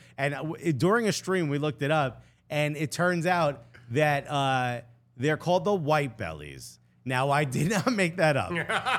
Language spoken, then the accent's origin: English; Newark, New Jersey, United States; So growing up, I'm from Newark.